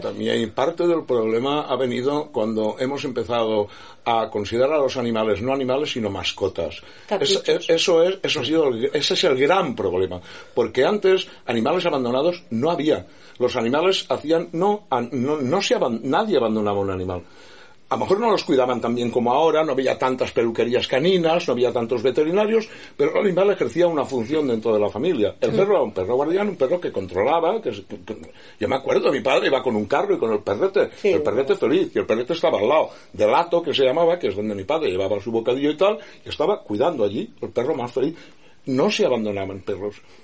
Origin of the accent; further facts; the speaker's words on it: Estivella, Valencian Community, Spain; also born or lived in Segorbe / Alicante; Yo soy de Estivella